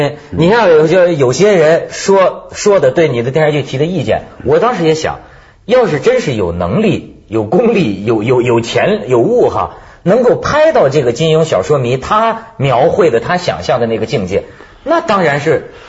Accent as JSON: {"language": "Chinese", "country": "China", "said": "咱咱们大陆人他叫谁老师都变成骂人了。"}